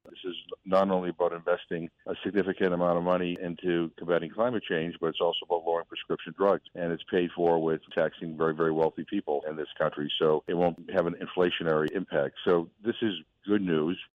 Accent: Holyoke, Massachusetts, United States; also born or lived in Amherst, Massachusetts; I grew up in in Holyoke

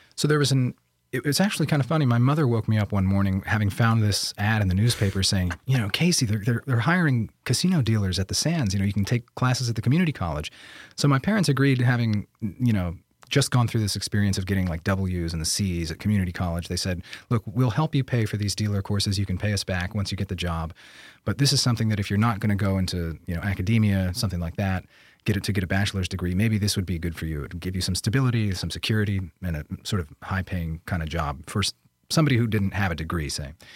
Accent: Bangor, Pennsylvania, United States; I was born in 1989 in Bangor, Pennsylvania

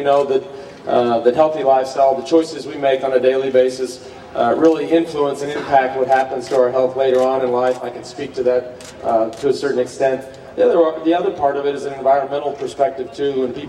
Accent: Texas, United States; I grew up in Texas. I live in Austin, Texas.

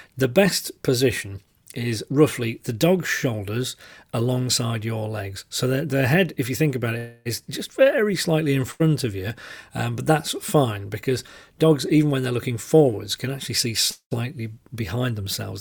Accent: the north of England, United Kingdom; accent: northern; I'm very aware of my northern accent

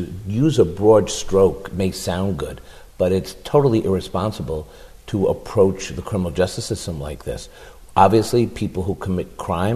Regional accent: New York City, New York, United States; our neighborhoods growing up in Washington Heights, uptown

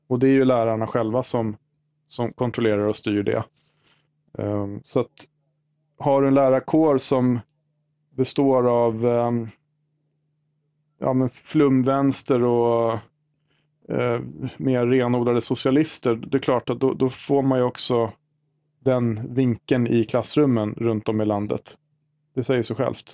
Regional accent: Sigtuna, Stockholm County, Sweden; i Sigtuna där jag är född och uppvuxen

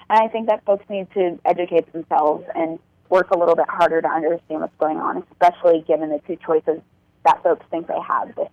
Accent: Fort Bragg, North Carolina, United States; my family's military, and so I grew up in Fort Bragg, North Carolina.

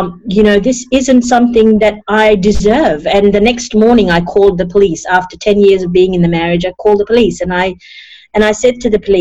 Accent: Fiji; also born or lived in India / New Zealand / Sydney, Australia; now in Australia; I was born in Fiji, a third generation Indian born in Fiji

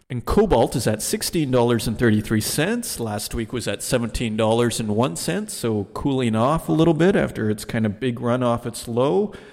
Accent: Germany; Yeah, I'm from Germany. I'm, uh, I'm a stock market guy

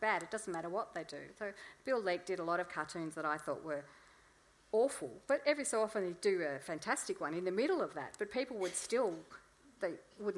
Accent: Melbourne, Victoria, Australia; I'm from Melbourne

